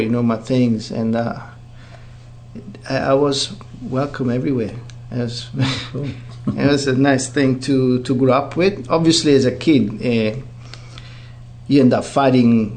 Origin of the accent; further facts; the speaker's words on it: Italy; now in New Zealand; I was born in Italy, 1973, and I was left in an orphanage